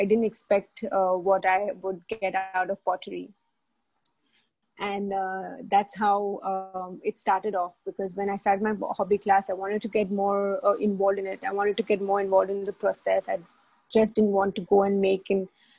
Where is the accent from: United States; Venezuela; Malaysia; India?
India; now in Dubai, United Arab Emirates; I come from India. I've been in Dubai for a while.